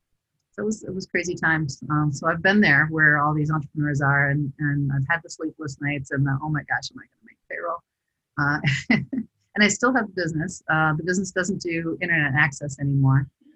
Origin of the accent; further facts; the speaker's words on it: southern Minnesota, United States; also born or lived in St. Cloud, Minnesota / northern Iowa; I was born in St. Cloud. I've spent most of my life in southern Minnesota and northern Iowa